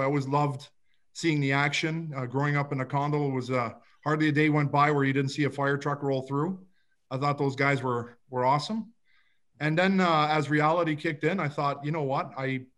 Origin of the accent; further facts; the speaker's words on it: Toronto, Ontario, Canada; I grew up in a suburb of Toronto. It's called Rexdale